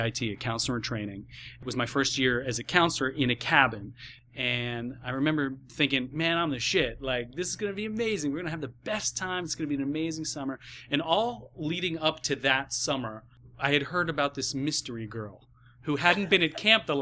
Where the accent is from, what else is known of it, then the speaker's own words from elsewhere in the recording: Ohio, United States; I grew up in Ohio.